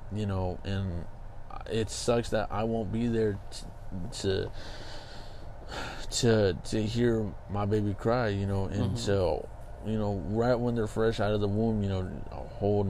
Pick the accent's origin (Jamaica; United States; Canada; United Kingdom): United States; Kingsburg, California; moved away as an adult; back home, which is my hometown's Kingsburg